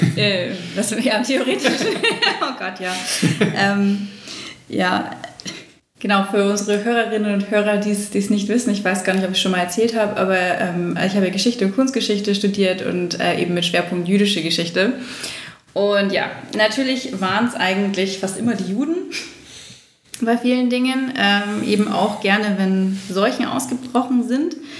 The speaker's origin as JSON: {"language": "German", "town": "Munich", "region": "Bavaria", "country": "Germany", "said": "als Münchner"}